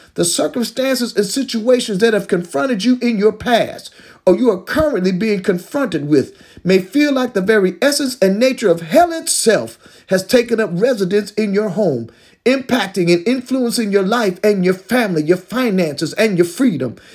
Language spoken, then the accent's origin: English; Detroit, Michigan, United States; I was growing up in the Detroit public school system back in the early sixties